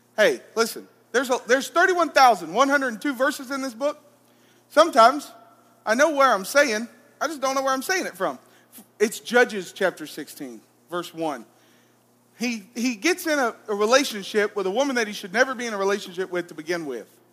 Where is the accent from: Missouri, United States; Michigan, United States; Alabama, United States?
Alabama, United States; Arab; moved away; I'm originally from Arab, Alabama.